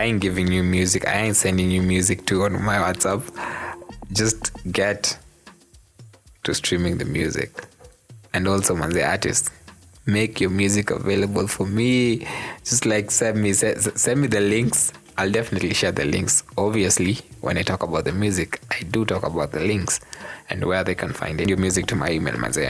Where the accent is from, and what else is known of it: Kenya